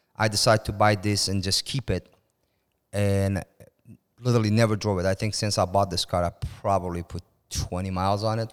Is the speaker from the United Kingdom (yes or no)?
no; Iran; moved away as an adult; also born or lived in Turkey; now in United States; I moved from Iran when I was nineteen